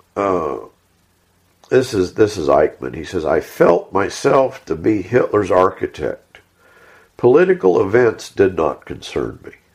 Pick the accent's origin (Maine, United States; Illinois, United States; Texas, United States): Texas, United States